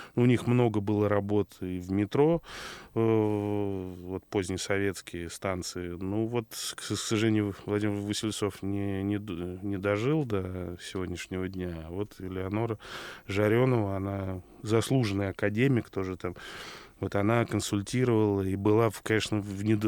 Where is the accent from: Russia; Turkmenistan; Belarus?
Russia; Moscow; я как коренной москвич